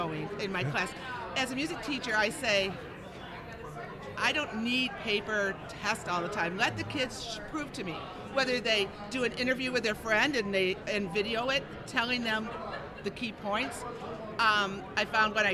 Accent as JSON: {"language": "English", "town": "Buffalo", "region": "New York", "country": "United States", "tie": "born or raised there", "moved": "yes", "lives_now": "Watertown, United States", "said": "I grew up in Buffalo, so I was used to snow, moved to Wisconsin"}